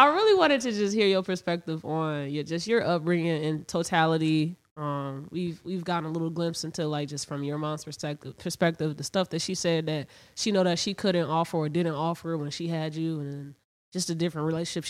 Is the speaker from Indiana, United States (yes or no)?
yes; Indiana, United States; also born or lived in Chicago; I was born in Chicago, city. But my mom instantly moved us to Indiana, so I was I lived in Indiana my life, but we going back and forth to Chicago every fucking weekend.